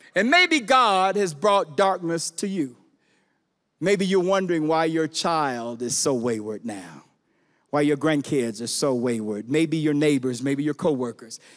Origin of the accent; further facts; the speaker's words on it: Chicago, Illinois, United States; I'm from Chicago, from the hood